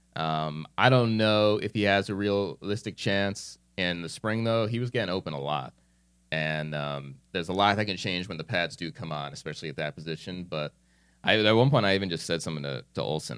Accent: New Jersey, United States; moved away as an adult; I'm this kid from New Jersey

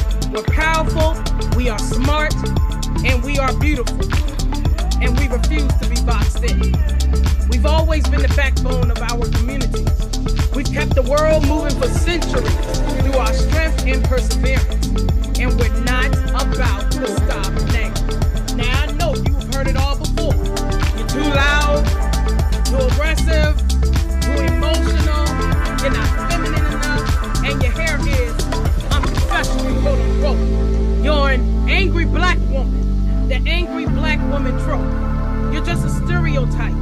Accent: Chicago, Illinois, United States; I am a Chicago native. I love my hometown, Chi-Town, Southside

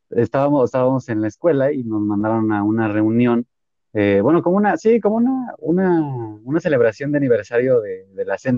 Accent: Mexico; nosotros como mexicanos siempre vamos a sobresalir.

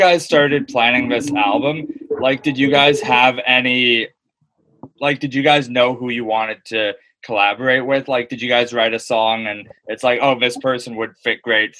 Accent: Aurora, Ontario, Canada; I'm from Aurora, so like very small

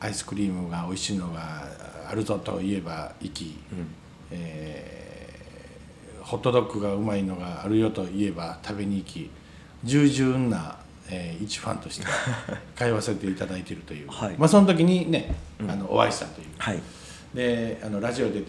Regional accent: Ryujin, Wakayama, Japan; moved away as an adult; now in Shirahama, Japan; 僕も田舎に生まれたのあ龍神村出身です 龍神村に生まれましてあのすごくあの田舎の三市水明郷でして田舎なんですけど

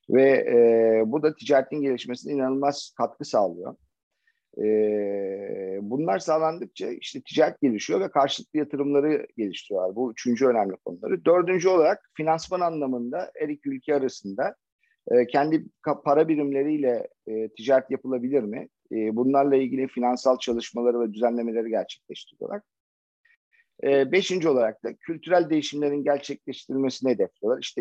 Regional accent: Çanakkale, Turkey; born there; ben 1972 yılında Çanakkale'de doğdum. Asker bir ailenin iki çocuğundan birisiyim.

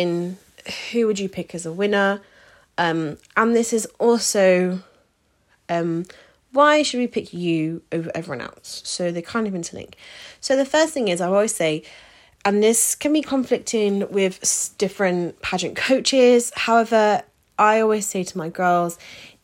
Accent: United Kingdom; So we are British

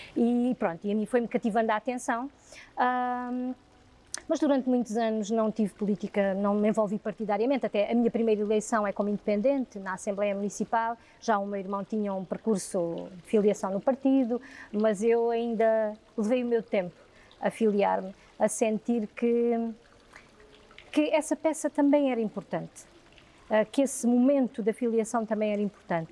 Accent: near Zambujeira do Mar, Alentejo, Portugal; a minha infância e juventude foi na Zambujeira do Mar, porque está ali a 7 km

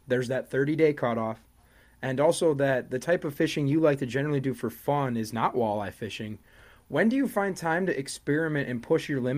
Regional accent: Wisconsin, United States; born and raised in Wisconsin.

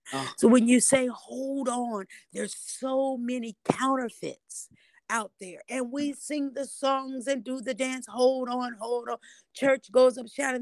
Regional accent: Indianapolis, Indiana, United States; now in Nashville, United States; I am originally from Indianapolis, Indiana, and I reside now in Nashville, Tennessee

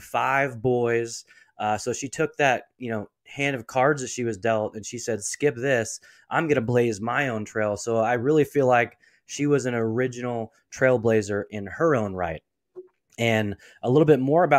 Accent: Portland, Oregon, United States; I was born and raised in Portland, Oregon

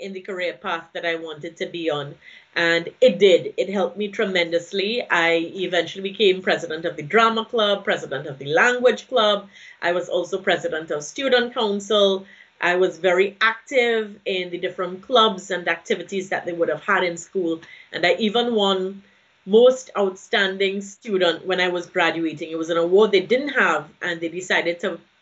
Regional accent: Trinidad & Tobago; from Trinidad and Tobago

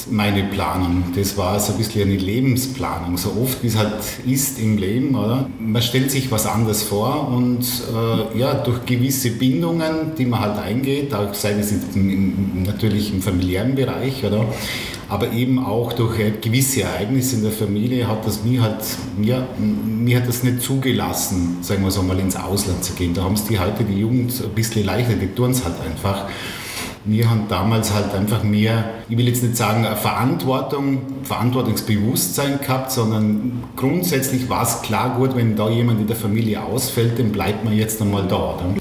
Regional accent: Mellau, Vorarlberg, Austria; äh, am Bregenzer Wälder, ein Marschächter Bregenzer Wälder, also äh, bin in Mellau aufgewachsen

